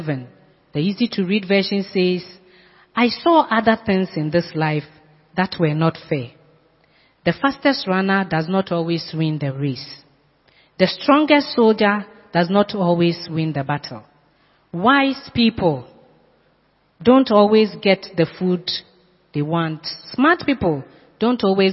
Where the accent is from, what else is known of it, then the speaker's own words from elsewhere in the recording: Sekondi-Takoradi, Western Region, Ghana; now in Accra, Ghana; I went to my hometown a few years ago. I met my classmate, my class one mate. We played along the streets of Sekendi.